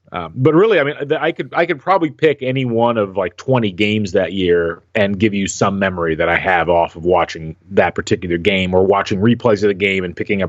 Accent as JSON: {"language": "English", "town": "West Lafayette", "region": "Indiana", "country": "United States", "tie": "born or raised there", "said": "growing up in West Lafayette as an IU fan."}